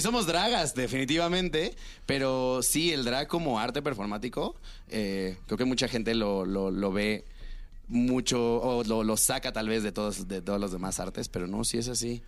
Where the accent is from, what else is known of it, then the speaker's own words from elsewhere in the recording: Cancún, Quintana Roo, Mexico; yo soy de Cancún